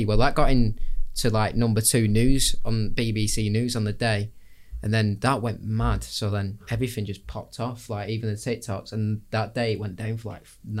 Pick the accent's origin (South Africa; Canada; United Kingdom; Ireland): United Kingdom; Bolton, North West England; Well, we did the Paddy McGuinness one better because we're from Bolton.